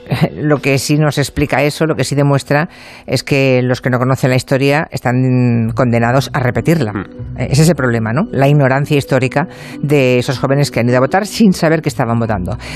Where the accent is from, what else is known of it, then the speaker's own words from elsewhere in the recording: Philippines; now in Madrid, Spain; Hola, soy filipina que vive hace 20 años ya en Madrid.